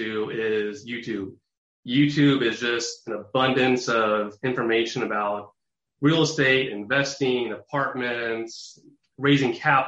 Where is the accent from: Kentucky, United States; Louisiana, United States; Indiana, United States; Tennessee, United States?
Indiana, United States; Indianapolis; born and raised in Indianapolis, Indiana